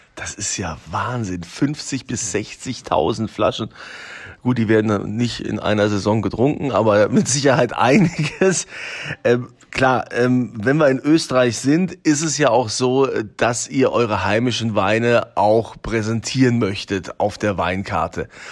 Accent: Rhineland-Palatinate, Germany; bei uns in Deutschland, in Rheinland-Pfalz, wir haben ja unfassbar tolle Weinanbaugebiete

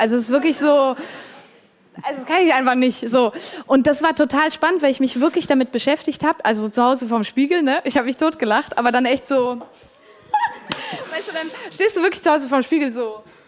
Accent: Switzerland; ich bin auch Schweizerin

